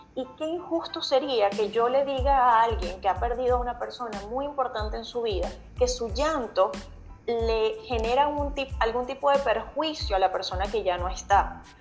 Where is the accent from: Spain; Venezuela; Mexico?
Venezuela; moved away as an adult; now in Chile; yo soy venezolana, aunque vivo en Chile desde hace seis años